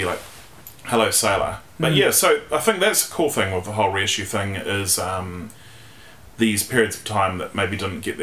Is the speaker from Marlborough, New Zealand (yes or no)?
no; Wellington, New Zealand; I was born in Wellington in 1982